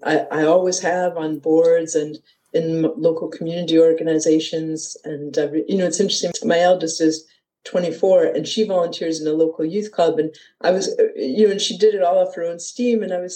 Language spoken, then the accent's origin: English; Detroit, Michigan, United States; moved away as an adult; now in Edinburgh, United Kingdom; I come from Detroit, Michigan, originally, and I arrived here, in 1993 on holiday and decided that Edinburgh was where I wanted to be and moved here permanently at the beginning of 94.